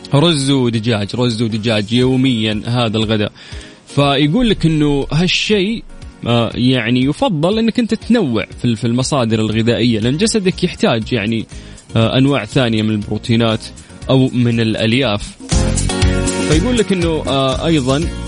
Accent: Saudi Arabia; عندنا في المملكه العربيه السعوديه

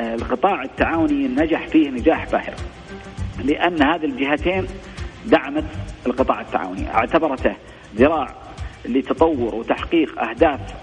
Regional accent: Saudi Arabia; عندنا في السعوديه ان احنا نتبع كتاب الله

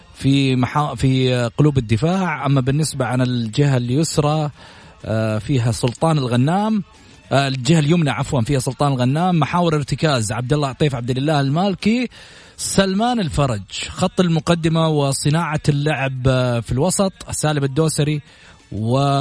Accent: Saudi Arabia

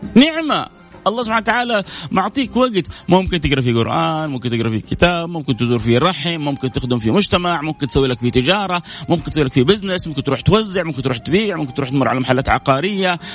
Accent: Saudi Arabia; إحنا كسعوديين

